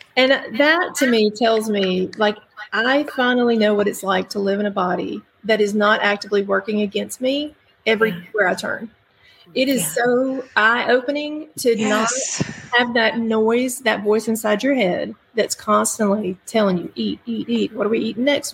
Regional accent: Birmingham, Alabama, United States; I am from Birmingham, Alabama, uh, born and raised in the in the area

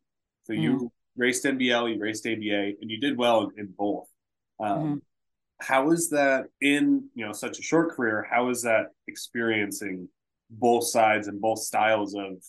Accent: Ohio, United States; also born or lived in Nebraska; That is kind of what I grew up around, and that's what I knew growing up in Ohio and then to Nebraska.

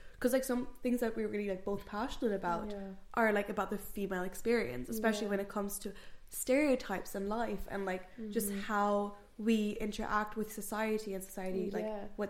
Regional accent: Germany; now in Ireland; I'm from Germany.

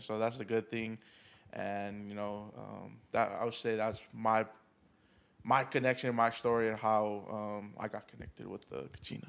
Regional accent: Oceanside, California, United States; I'm from Oceanside, California. Uh, born and raised in there

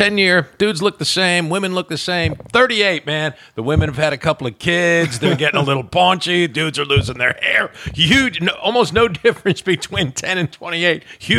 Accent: New Jersey, United States; now in Kentucky, United States; I grew up in New Jersey, but I've been here a long time.

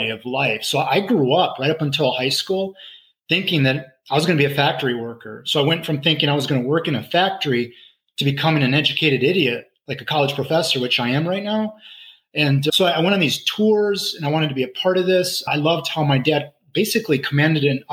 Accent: Lansing, Michigan, United States; I grew up in Lansing, Michigan

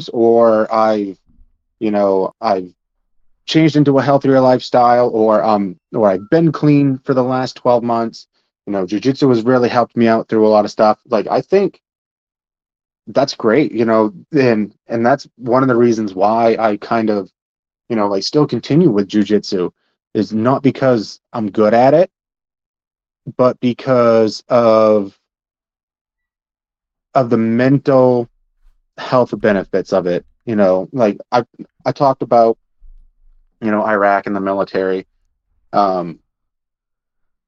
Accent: Princeton, Maine, United States; I grew up on the Passamaquoddy Reservation in Princeton, Maine.

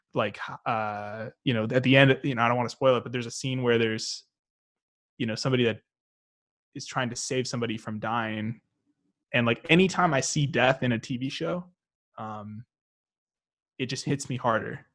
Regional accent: Arkansas, United States; also born or lived in St. Louis, Missouri; We grew up in Arkansas, but we actually lived in Missouri a little bit um, when we were a bit younger.

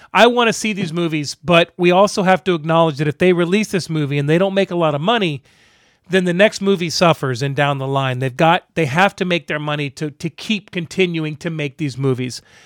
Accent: Tampa, Florida, United States; Growing up in Tampa

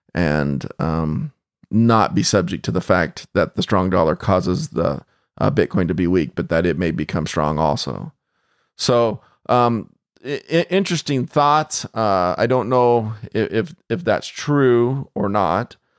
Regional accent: United States; as an American

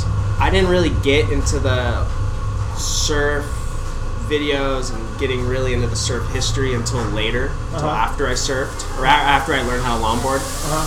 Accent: Carlsbad, California, United States; also born or lived in Thousand Oaks, California; So I was born in Carlsbad, moved to Thousand Oaks before first grade, and then moved back to Carlsbad at first grade.

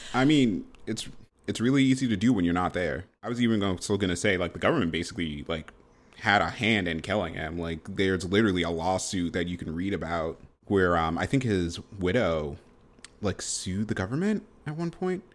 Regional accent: Boston, Massachusetts, United States

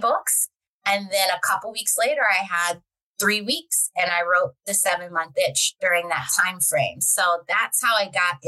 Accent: Baltimore, Maryland, United States; I'm from Baltimore

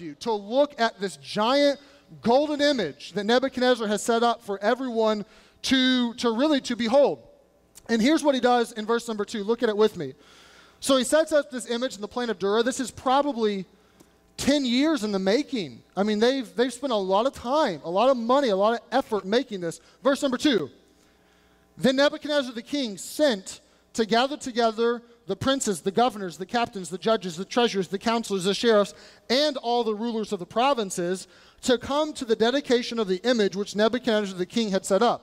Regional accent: Louisville, Kentucky, United States; moved away; I'm from Louisville, Kentucky, which you say at Louisville, by the way

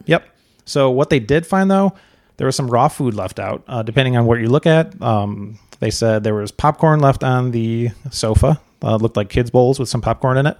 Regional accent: Chicago, Illinois, United States; moved away; we're originally from Chicago

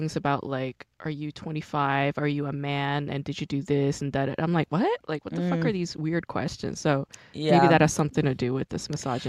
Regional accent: New York, United States; I'm from New York.

